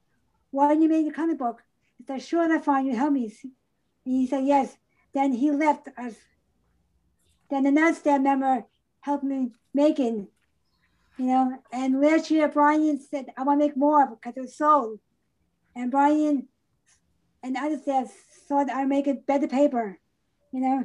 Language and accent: English; Long Island, New York, United States; moved away; I'm from Long Island, New York.